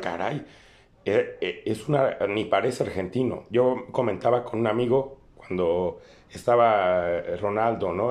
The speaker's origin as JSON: {"language": "Spanish", "country": "Mexico", "said": "nosotros como mexicanos"}